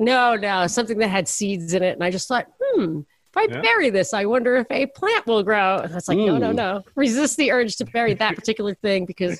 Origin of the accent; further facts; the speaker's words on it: Brooklyn, New York, United States; I'm from Brooklyn.